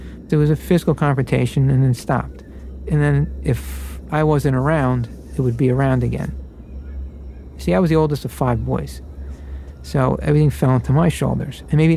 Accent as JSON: {"language": "English", "town": "Brooklyn", "region": "New York", "country": "United States", "tie": "born or raised there", "said": "I was grew up as an Irish Catholic in Brooklyn"}